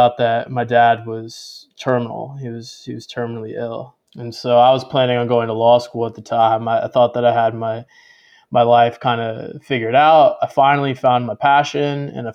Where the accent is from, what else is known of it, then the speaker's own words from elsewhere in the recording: the South, United States; growing up in the South